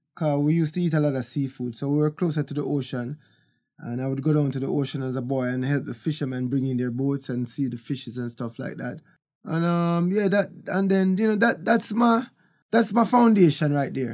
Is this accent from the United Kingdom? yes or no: no; Kingston, Jamaica; also born or lived in Bull Bay, Jamaica; I was born in Kingston, Jamaica, in Trenchtown